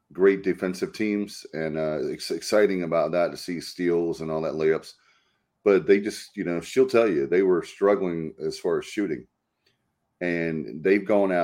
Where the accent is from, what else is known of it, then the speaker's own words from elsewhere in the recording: North Carolina, United States; I'm from North Carolina